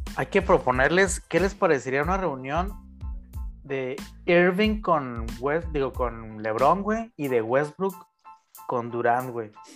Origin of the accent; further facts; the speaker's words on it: Chihuahua, Mexico; nosotros que nos criamos en Chihuahua